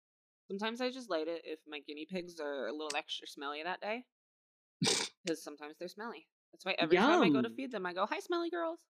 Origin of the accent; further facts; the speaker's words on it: Ireland; I'm Irish.